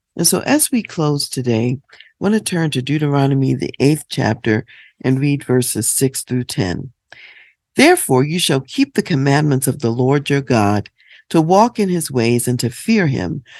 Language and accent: English; United States; as African American people